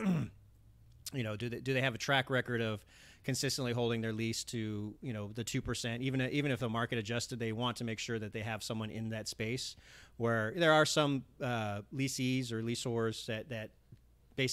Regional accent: Los Angeles, California, United States; growing up in the Valley and in the east side of the Valley, it's very Hispanic

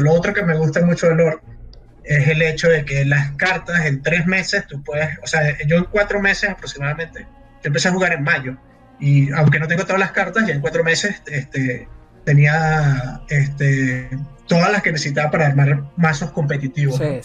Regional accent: Caracas, Capital District, Venezuela; yo soy de Caracas

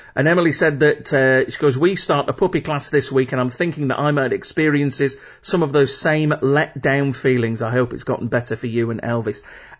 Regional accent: Manchester, North West England, United Kingdom; I'm a Mancunian, so what happened in Manchester badly affected me.

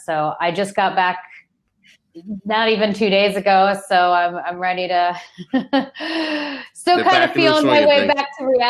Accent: Montana, United States; I had a wood fire growing up in Montana.

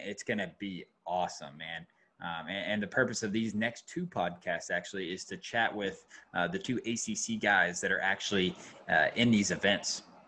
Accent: Georgia, United States; moved away as an adult; now in North Carolina, United States; I'm from Georgia. And so like, I'm a big Falcons fan. I went to the University of Georgia, and then I moved up here and I'm in North Carolina now.

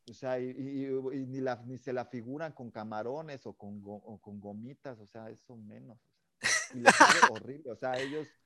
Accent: Mexico; Chile, por ejemplo, el picante, como buen mexicano, ¿tú eres de picante?

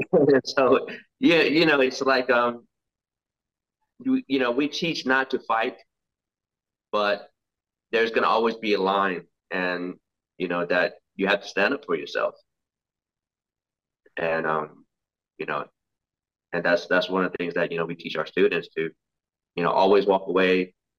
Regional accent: Cary, North Carolina, United States; Well, as you know, a lot of people were new to America, you know, so there was not many Lao people around, and having to deal with like racism, bullying, all this kind of stuff.

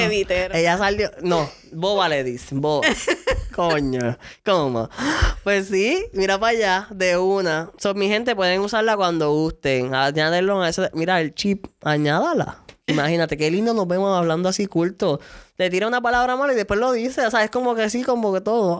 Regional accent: San Lorenzo, Puerto Rico; Vengo de San Lor del pueblo de San Lorenzo

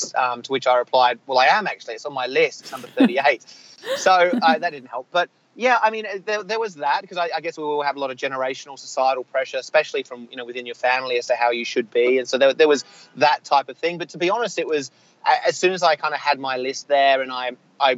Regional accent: Australia; being an Australian, being somewhat sheltered growing up

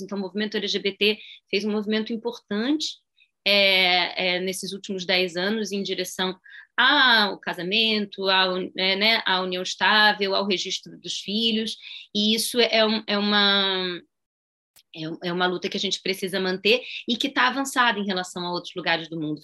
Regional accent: Brazil; sou brasileira

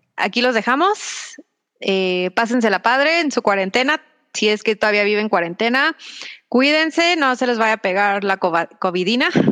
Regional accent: Mexico; yo soy una mujer mexicana

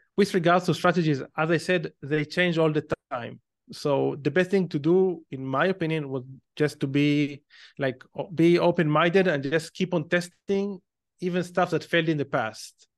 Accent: Israel; accent: Israeli; probably based on my accent, you can tell that I'm Israeli. So, like any other Israeli, when I was eighteen years old, um, I went to the army because it's mandatory in Israel

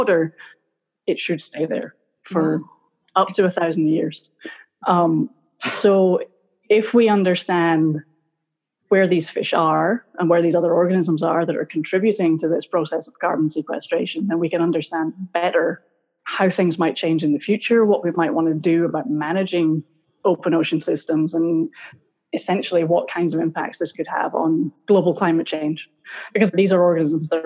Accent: Glasgow, Scotland, United Kingdom; moved away as an adult; now in Florida, United States; I grew up in Scotland. I grew up in Glasgow.

